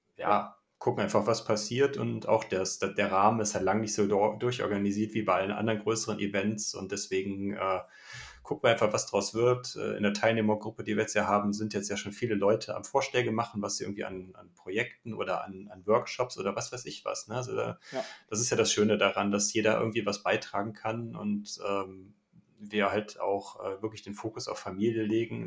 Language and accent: German; Düsseldorf, North Rhine-Westphalia, Germany; ich komme aus Düsseldorf